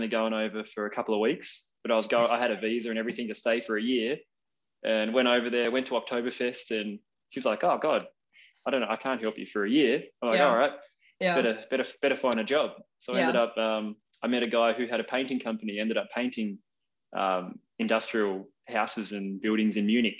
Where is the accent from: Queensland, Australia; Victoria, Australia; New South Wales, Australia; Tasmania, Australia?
Tasmania, Australia; north coast of; also born or lived in Smithton, Tasmania / Sheffield, Tasmania / Germany / Estonia; I was born on the northwest coast. I was born in Smithton, and my parents were dairy farmers. So we worked all along the north coast of Tasmania growing up, and my family were actually from Sheffield.